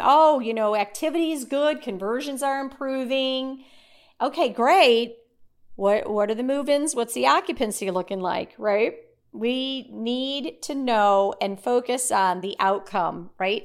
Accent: Midwest, United States; now in Middle Tennessee, United States; I grew up in the Midwest with two older brothers

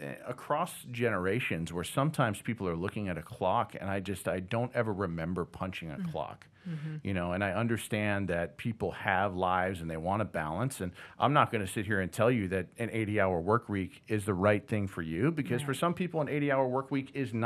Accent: Northeast, United States; growing up in the Northeast, it's all about professional sports.

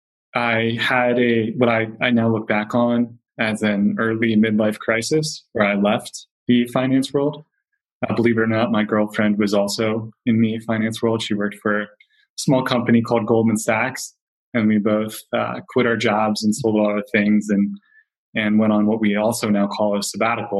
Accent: Philadelphia, Pennsylvania, United States; now in Bay Area, United States; I'm from Philadelphia

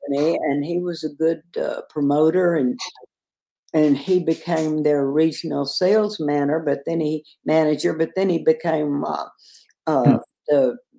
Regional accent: Louisiana, United States; also born or lived in Shreveport, Louisiana; I was born in Seattle, Louisiana. Mm-hmm. I was in Shreveport. My family moved to Shreveport when I was 11 years old.

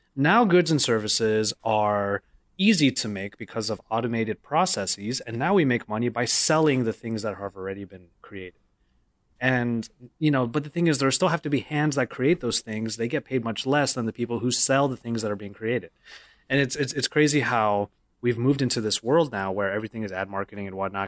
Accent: Philippines; I'm Filipino

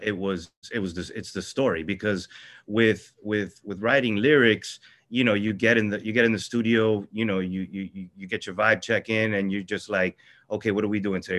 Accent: Miami, Florida, United States; born or raised there; also born or lived in Venezuela

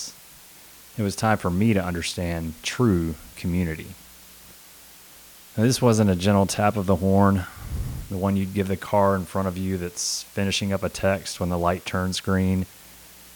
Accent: Shreveport, Louisiana, United States; a private high school in my hometown of Shreveport, Louisiana

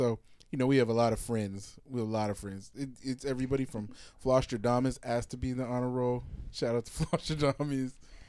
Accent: Alameda, California, United States; I'm from Alameda, you know, a.k.a. South Oakland.

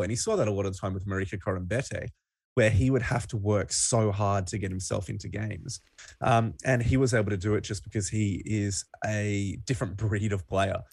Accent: Australia; We're Aussie rugby fans

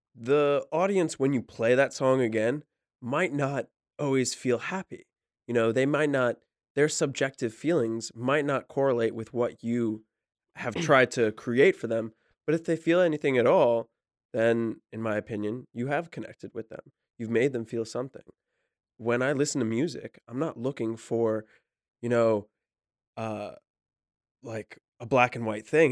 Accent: New Jersey, United States; I don't say I'm from New Jersey when I go abroad. I say I'm from New York City 'cause I work there

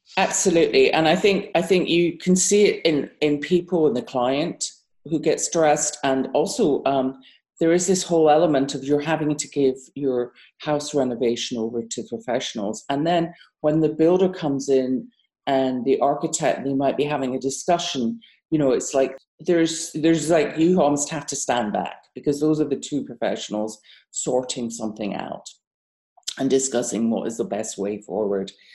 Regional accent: United Kingdom; moved away as an adult; also born or lived in Japan / Bahrain / Abu Dhabi; now in Massachusetts, United States; as you can hear from my accent, I'm not from America. I'm British

